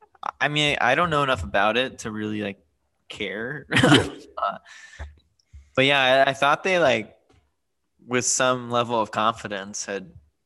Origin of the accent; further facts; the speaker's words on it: California, United States; I grew up in California in a particular city